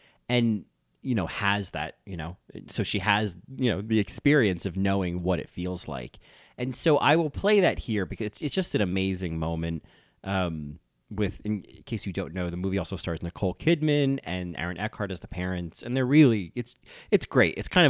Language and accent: English; New Jersey, United States; I'm from New Jersey